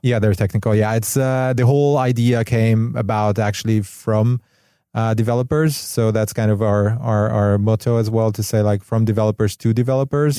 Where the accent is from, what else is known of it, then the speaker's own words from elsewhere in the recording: Hungary; moved away as an adult; also born or lived in Barcelona, Spain; now in Los Angeles, United States; I'm from Europe, actually from Hungary originally. I moved to L A about a bit more than a year ago